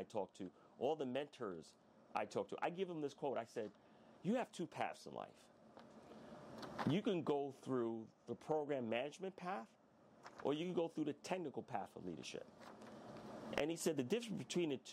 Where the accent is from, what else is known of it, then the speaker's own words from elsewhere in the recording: New York City, New York, United States; I was born in Jamaica, Queens. I was in one of the roughest areas in that time. I was raised in the 80s